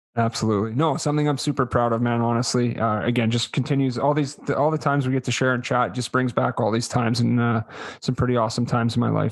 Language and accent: English; Winnipeg, Manitoba, Canada; I'm from Winnipeg and it's a lot different there